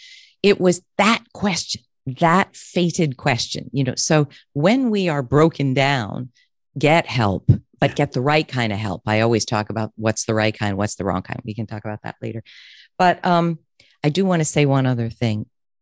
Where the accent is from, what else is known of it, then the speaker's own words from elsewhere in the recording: Connecticut, United States; You know, I grew up in Connecticut.